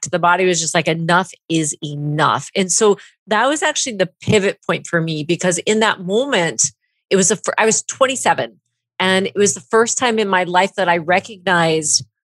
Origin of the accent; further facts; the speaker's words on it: Vancouver, British Columbia, Canada; also born or lived in Southern California; now in United States; So I am from Vancouver, BC. Okay. I am in the States right now in Oregon in the Pacific Northwest.